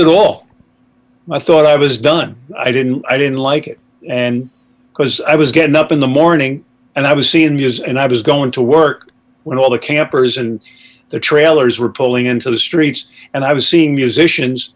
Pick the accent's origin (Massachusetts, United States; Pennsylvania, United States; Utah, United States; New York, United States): New York, United States; Poughkeepsie; I grew up in Poughkeepsie, New York, and I was living in New York City